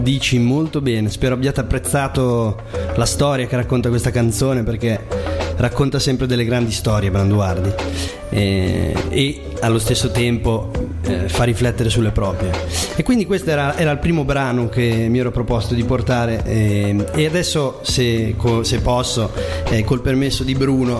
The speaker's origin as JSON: {"language": "Italian", "town": "Bologna", "region": "Emilia-Romagna", "country": "Italy", "tie": "born or raised there", "said": "la mia vicenda nasce a Bologna, io sono bolognese, da 21 anni vivo, vivo a Bologna"}